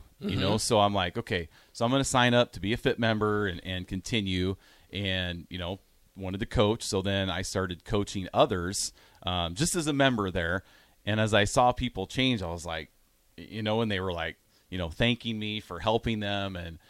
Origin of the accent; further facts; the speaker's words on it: Grand Island, Nebraska, United States; moved away; also born or lived in Altoona, Iowa; But I was born in Grand Island, Nebraska.